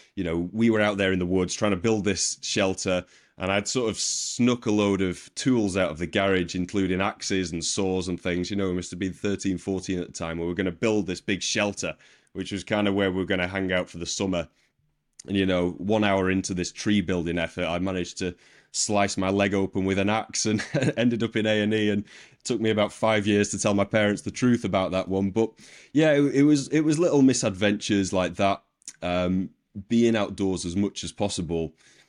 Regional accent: Wigan, North West England, United Kingdom; the place I grew up in Wigan, it's a working class rugby league town in Northern England.

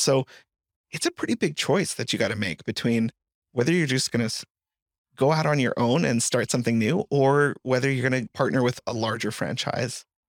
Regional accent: Colorado, United States; I grew up in Colorado, and Colorado, as a proud Coloradoan

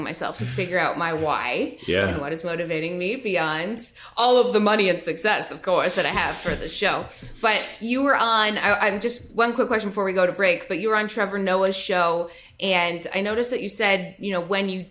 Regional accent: Toronto, Ontario, Canada; I'm from Toronto

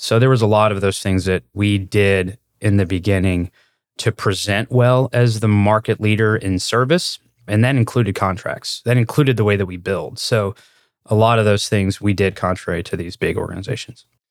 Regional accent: Louisville, Kentucky, United States; I grew up in Louisville, which is, um, it's a big city.

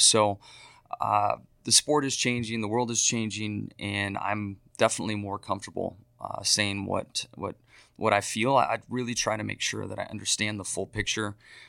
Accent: San Diego, California, United States; growing up in San Diego, we were so close to some local mountains to ski.

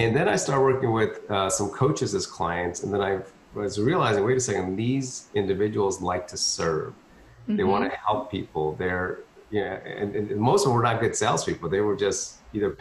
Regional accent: Philadelphia, Pennsylvania, United States; moved away as an adult; now in Texas, United States; it was hard to get a job in Philadelphia, which is where I grew up. My wife's the Texan, so I came down to Texas, but I grew up in Philly

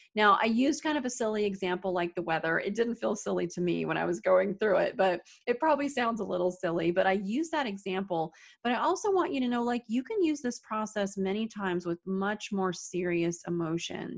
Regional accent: Arizona, United States; now in upstate New York, United States; I'm originally from Arizona, but I live in upstate New York

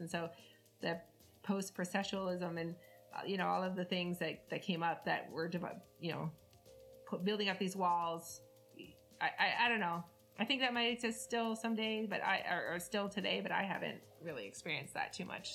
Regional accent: Canada; I'm Canadian, so I had French.

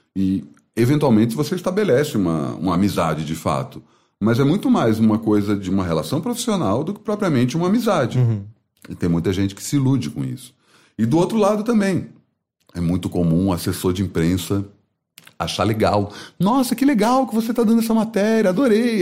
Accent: Brasília, Federal District, Brazil; moved away as an adult; also born or lived in Campinas; Sou de Brasília, fui fazer Unicamp por acaso

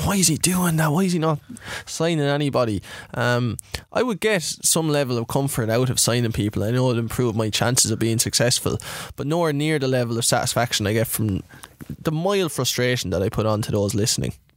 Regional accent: Ireland; I'm Irish.

